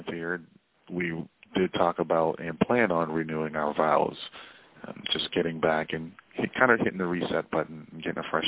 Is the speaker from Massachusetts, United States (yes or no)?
yes; Boston, Massachusetts, United States; I am from Boston